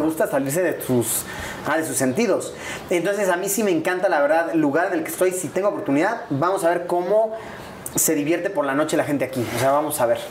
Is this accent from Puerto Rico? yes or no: no; Puebla, Mexico; also born or lived in Mexico City; Yo soy de Puebla